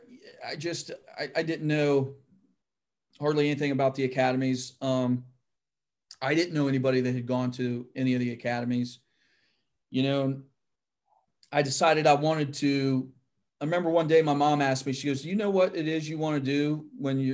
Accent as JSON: {"language": "English", "town": "Van Wert", "region": "Ohio", "country": "United States", "tie": "born or raised there", "moved": "yes", "said": "where I grew up in Van Wert, Ohio, is kind of the central location. And so, yeah, that's still home to me"}